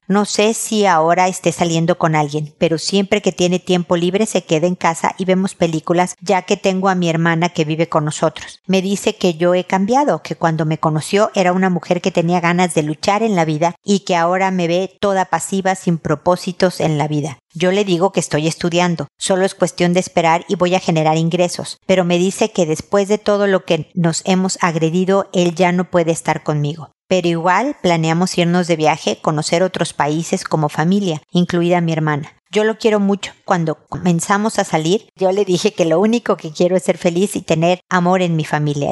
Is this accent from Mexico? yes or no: yes; Mexico; mi tierra, México